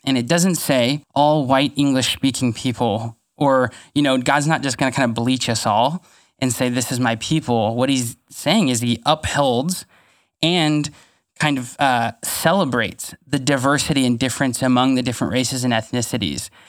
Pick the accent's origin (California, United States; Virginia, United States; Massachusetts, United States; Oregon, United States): California, United States; Fresno; I grew up in Pinedale, which, if you're familiar with Fresno, especially pre-River Park, uh, is a really rough neighborhood